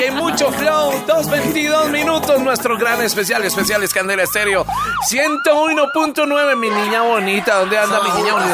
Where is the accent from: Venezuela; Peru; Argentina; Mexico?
Venezuela; now in Bogotá, Colombia; Soy venezolana y tengo